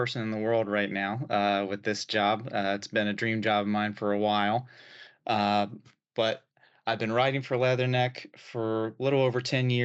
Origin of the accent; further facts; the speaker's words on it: Ohio, United States; moved away as an adult; now in Richmond, United States; I'm originally from Ohio. My family still lives there. That's where I was born and raised